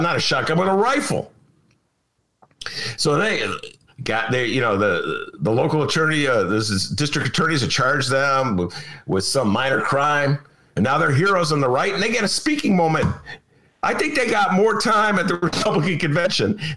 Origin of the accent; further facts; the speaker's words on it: Evanston, Illinois, United States; an Evanston kid, my hometown